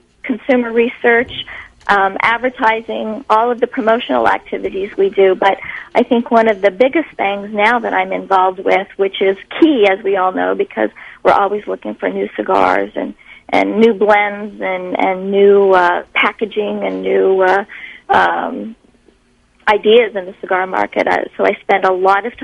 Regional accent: Nebraska, United States; moved away as an adult; also born or lived in California; I'm from Nebraska. I grew up in Nebraska.

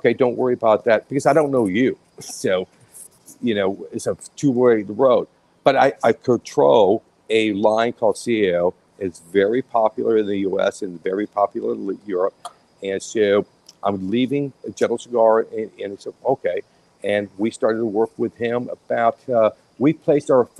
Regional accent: Tampa, Florida, United States; I was born and raised in West Tampa

